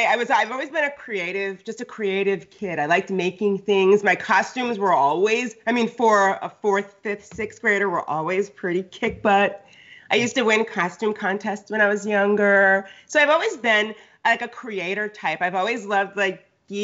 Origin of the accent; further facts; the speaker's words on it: Connecticut, United States; also born or lived in New York / Los Angeles; now in California, United States; I grew up on the East Coast, like Connecticut